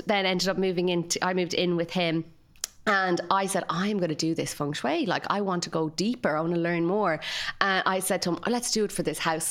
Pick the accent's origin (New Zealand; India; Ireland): Ireland; Galway, Connacht; I'm from Galway, like down the west coast of Ireland